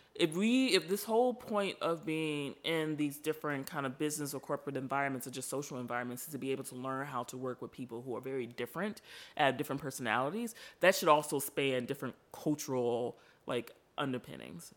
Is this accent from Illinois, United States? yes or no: yes; Chicago, Illinois, United States; I am from Chicago, born and raised